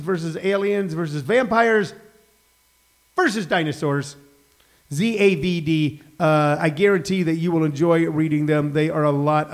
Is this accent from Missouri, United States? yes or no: yes; St. Louis, Missouri, United States; moved away as an adult; now in Los Angeles, United States; I'm from St. Louis